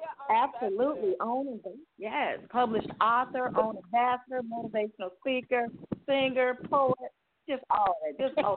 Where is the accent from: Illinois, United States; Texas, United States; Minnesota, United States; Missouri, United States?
Illinois, United States; Chicago; now in Jackson, United States; I am located in Jackson, Tennessee, where I'm originally from Chicago.